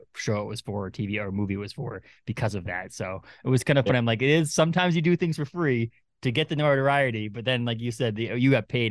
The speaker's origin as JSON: {"language": "English", "town": "Bangor", "region": "Maine", "country": "United States", "tie": "born or raised there", "said": "the Bangor Comic and Toy Con here in my hometown"}